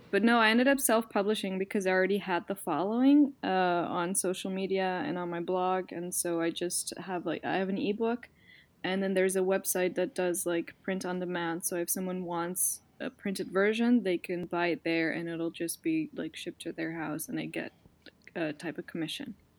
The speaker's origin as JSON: {"language": "English", "country": "Netherlands", "accent": "Dutch", "said": "my Dutch accent"}